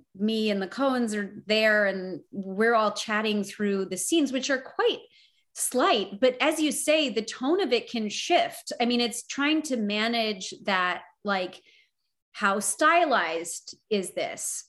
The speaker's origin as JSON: {"language": "English", "country": "Canada", "said": "the sort of canadian side of that is important because we're like you but we're not you."}